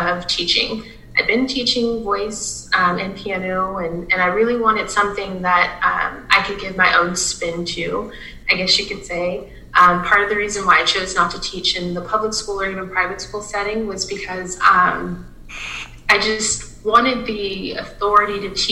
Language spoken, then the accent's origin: English; South Louisiana, United States; moved away as an adult; also born or lived in Lincoln, Nebraska; something that's so symbolic here in my hometown